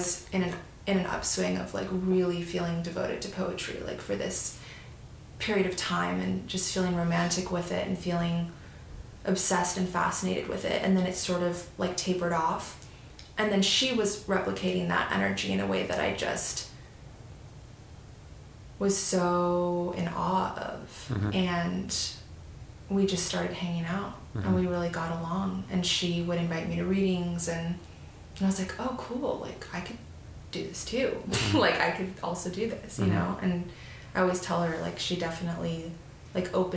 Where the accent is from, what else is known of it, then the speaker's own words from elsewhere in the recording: Mercer Island, Washington, United States; moved away as an adult; also born or lived in North Vancouver, Canada; now in Los Angeles, United States; I was born in North Vancouver and lived there till I was 5. And then my family moved to the Seattle area, like a suburb on the east side of Seattle, about 10 minutes from downtown, but sort of a suburban world of its own. It's called Mercer Island